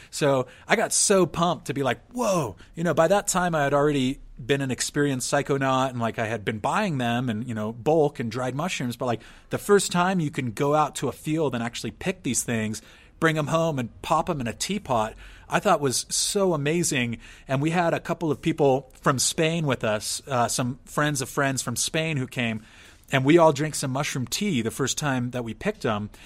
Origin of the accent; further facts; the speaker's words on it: San Diego, California, United States; moved away; I'm born and raised in San Diego